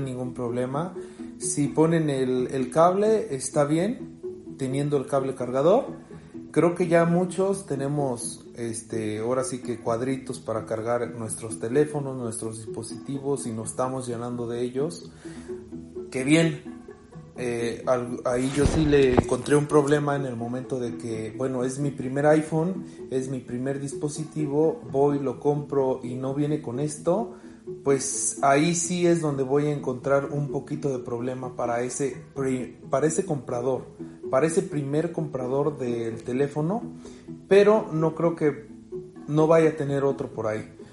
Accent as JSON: {"language": "Spanish", "country": "Mexico", "said": "soy de México"}